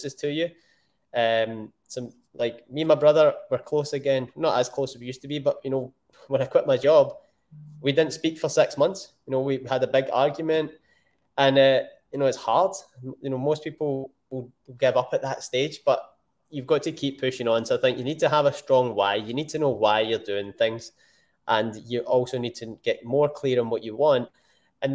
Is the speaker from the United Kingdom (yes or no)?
yes; Scotland, United Kingdom; I am Scottish. I'm born in Scotland and the UK